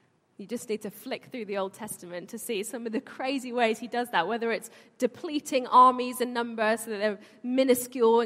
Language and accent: English; London, United Kingdom; I was born here, but my family were born and brought up in Iran.